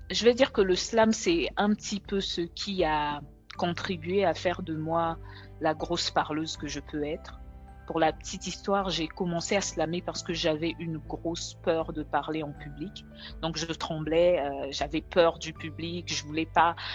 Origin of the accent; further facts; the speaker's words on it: DR Congo; now in Dakar, Senegal; je suis congolaise et je vis à Dakar au Sénégal depuis maintenant 14 ans quand même, mine de rien.